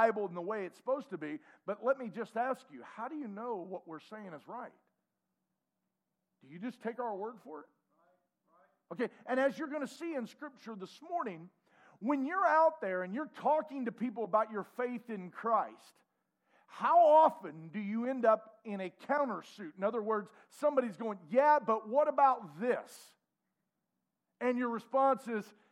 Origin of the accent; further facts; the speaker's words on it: United States; I am as American as you can believe.